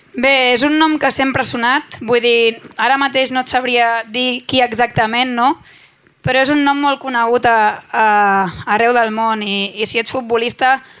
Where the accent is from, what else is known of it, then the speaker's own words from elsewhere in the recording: Sant Pere de Ribes, Catalonia, Spain; Jo sóc de Ribes, però Sitges és com casa meva també, som pobles veïns a 5 minuts